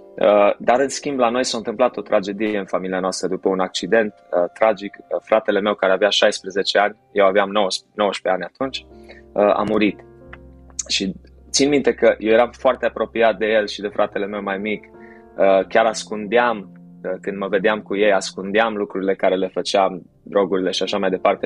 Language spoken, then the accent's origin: Romanian; Timișoara, Timiș County, Romania; născut și crescut la Timișoara